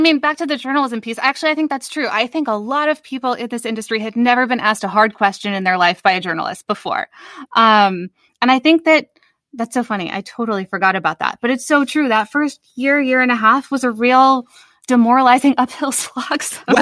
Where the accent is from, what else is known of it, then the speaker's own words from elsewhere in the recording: Chicago suburbs, Illinois, United States; moved away as an adult; now in New York, United States; I grew up in the Chicago suburbs